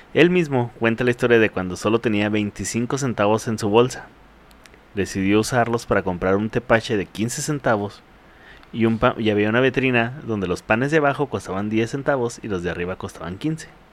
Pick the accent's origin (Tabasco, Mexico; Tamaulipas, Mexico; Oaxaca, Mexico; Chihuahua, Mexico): Chihuahua, Mexico; Ciudad Juárez; Yo nací aquí en el Ciudad Juárez